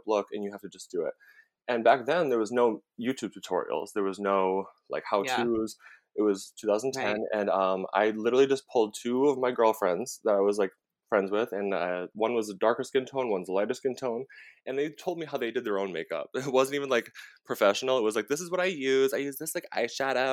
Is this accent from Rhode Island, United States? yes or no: yes; Rhode Island, United States; moved away as an adult; now in New York, United States; I am from Rhode Island. I am a Dunkin' Donuts. We didn't even have a Starbucks until like right before I moved to New York.